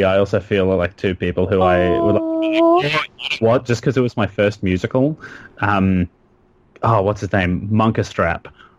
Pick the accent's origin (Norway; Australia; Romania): Australia; now in United States; No, because this is the first time I've heard a group of Australian accents in just such a long time, so my voice is naturally doing this. Because, of course, I've been here a year. I have an American accent now.